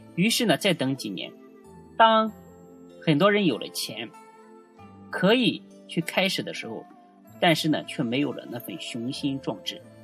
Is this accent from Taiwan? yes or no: no; China; 我们中国人的思维